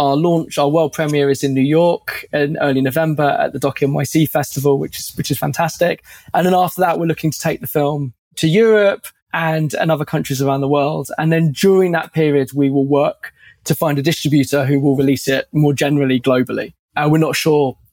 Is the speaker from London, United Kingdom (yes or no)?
yes; London, United Kingdom; I'm from London. I live in Southeast London